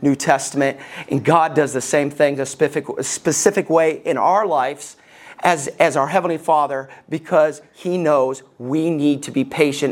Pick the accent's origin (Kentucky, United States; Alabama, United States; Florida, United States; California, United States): Alabama, United States; Growing up in Alabama